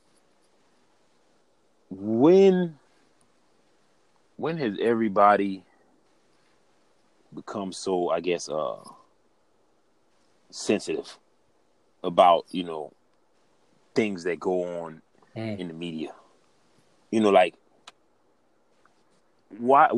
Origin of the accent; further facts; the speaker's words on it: Alvin, South Carolina, United States; I'm from Alvin, South Carolina. Everybody know me. I'm Southern. I'm from Alvin.